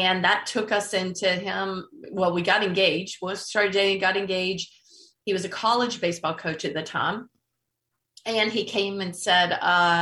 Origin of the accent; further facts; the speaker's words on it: North Carolina, United States; I grew up in North Carolina.